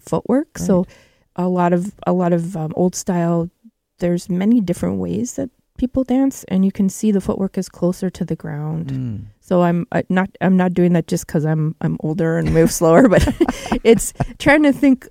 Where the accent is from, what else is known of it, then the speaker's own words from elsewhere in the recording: Kehewin Cree Nation, Treaty 6, Alberta, Canada; moved away; from Treaty 6 from Kihiwin Cree Nation. That's where my family's from.